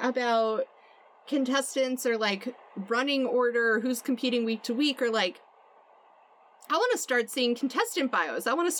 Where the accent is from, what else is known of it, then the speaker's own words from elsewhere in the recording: Vermont, United States; I've told some people that I'm from Vermont